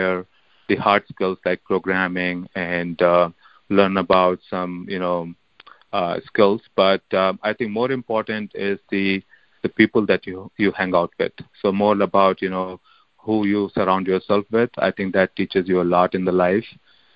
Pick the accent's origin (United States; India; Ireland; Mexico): India; I grew up in India